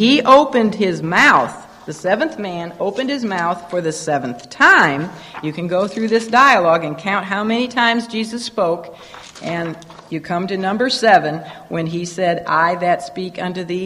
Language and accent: English; United States; growing up in America